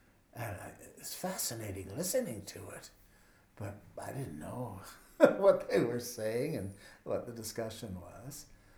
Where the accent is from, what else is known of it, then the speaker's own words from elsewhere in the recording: Ottawa, Ontario, Canada; moved away as an adult; also born or lived in Toronto; I live in Ottawa. I was born in Ottawa. And I left Ottawa when I was 18, but I did come back.